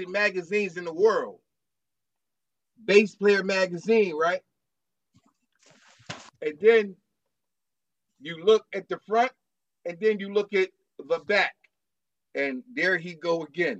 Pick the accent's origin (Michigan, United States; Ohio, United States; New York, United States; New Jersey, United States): New Jersey, United States; Parkside Projects; I was from Parkside Projects